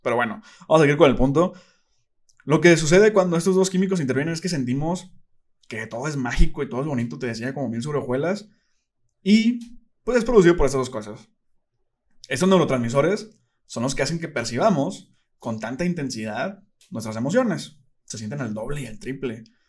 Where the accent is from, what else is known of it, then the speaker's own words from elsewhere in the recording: Monterrey, Nuevo León, Mexico; soy de Monterrey